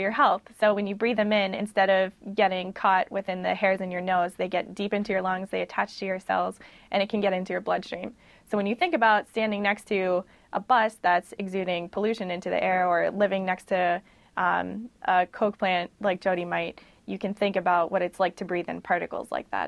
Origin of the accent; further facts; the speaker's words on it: Pittsburgh, Pennsylvania, United States; I am from Pittsburgh. Mm-hmm. Um, born and raised